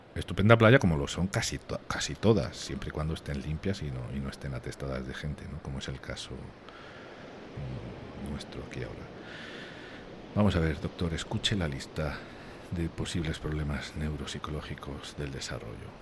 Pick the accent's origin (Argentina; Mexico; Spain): Spain; moved away; mi familia está en el sur de España y estar aquí a pocos metros de mi país